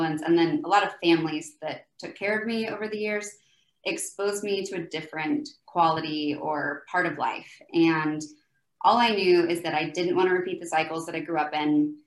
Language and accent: English; Oklahoma, United States; moved away as an adult; also born or lived in Salt Lake City / Dallas; now in Florida, United States; I'm from Oklahoma, grew up there most of my life and then lived there until I was about 25